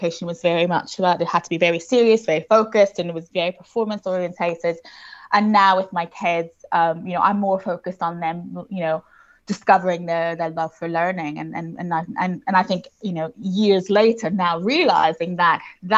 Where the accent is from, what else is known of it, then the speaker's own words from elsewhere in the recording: Houston, Texas, United States; Yes, I did. Yeah, I'm American originally, which I think confuses a lot of people because they're like, I don't hear it.